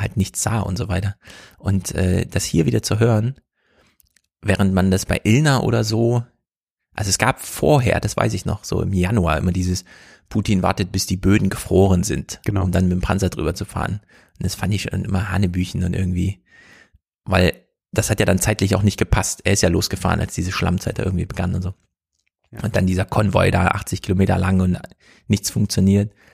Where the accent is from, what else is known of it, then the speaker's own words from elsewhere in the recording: Jena, Thuringia, Germany; ich komme ja aus Jena